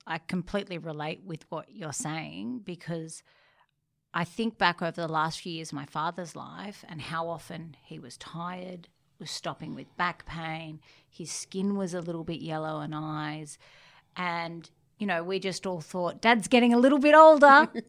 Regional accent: Sydney, New South Wales, Australia; I grew up in Bronte

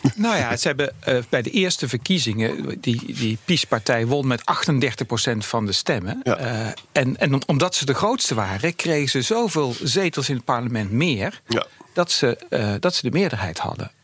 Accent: Breda, North Brabant, Netherlands; in Breda, waar ik vandaan kom

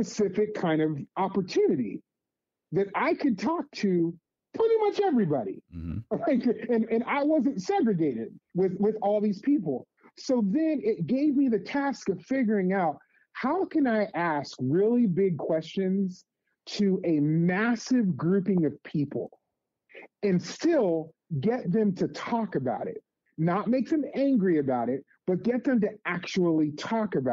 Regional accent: Las Vegas, Nevada, United States; moved away as an adult; also born or lived in Santa Cruz area; growing up in Las Vegas, I grew up in a hugely different community

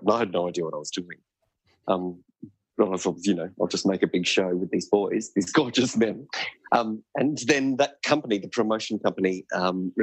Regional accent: Darwin, Northern Territory, Australia; moved away as an adult; also born or lived in Melbourne; I grew up in Darwin. I moved away to Melbourne to go to university.

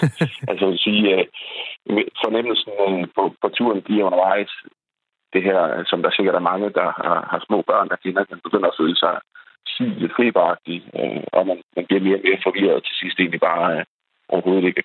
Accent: Denmark

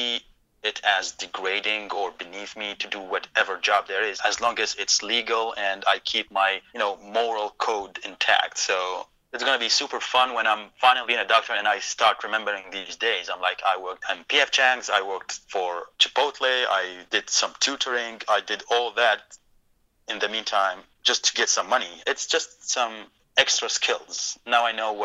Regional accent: Iraq; English is a second language; moved away as an adult; now in Texas, United States; I'm from Iraq

